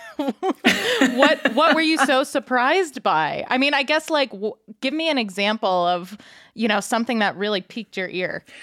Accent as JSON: {"language": "English", "town": "Layton", "region": "Utah", "country": "United States", "tie": "born or raised there", "accent": "Utah", "said": "growing up in Layton, Utah."}